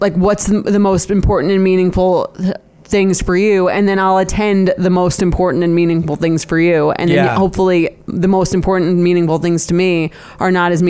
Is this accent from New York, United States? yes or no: yes; Long Island, New York, United States; we're both from Long Island